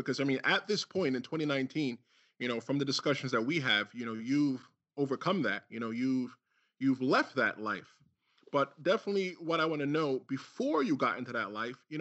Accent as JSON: {"language": "English", "town": "New York City", "region": "New York", "country": "United States", "tie": "born or raised there", "also_born_or_lived": "Brooklyn / Bronx", "said": "I lived in Brooklyn as well, too, as a kid. And I moved to the Bronx when I was 10"}